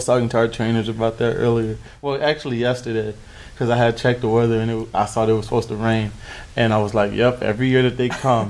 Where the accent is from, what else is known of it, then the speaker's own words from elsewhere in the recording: Michigan, United States; Mm-hmm, outside of Detroit.